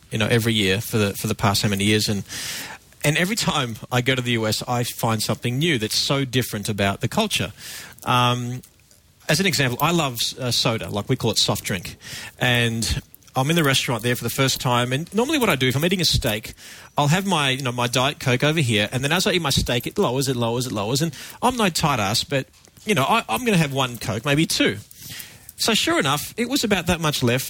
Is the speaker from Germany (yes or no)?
no; Australia; I'm a photographer. I'm from Australia.